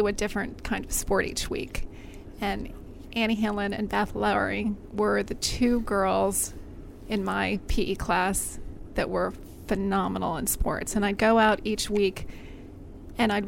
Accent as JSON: {"language": "English", "town": "Brookville", "region": "Maryland", "country": "United States", "said": "From a town called Brookville, Maryland, out near Olney, Maryland."}